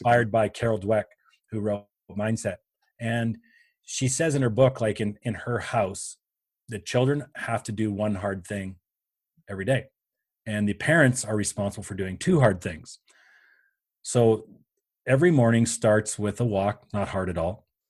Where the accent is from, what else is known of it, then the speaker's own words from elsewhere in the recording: Canada; I am Canadian, um, by birth